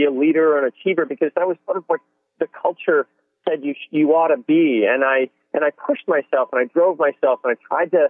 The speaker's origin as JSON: {"language": "English", "town": "Boston", "region": "Massachusetts", "country": "United States", "tie": "born or raised there", "said": "I grew up in the Northeast and in the Boston area"}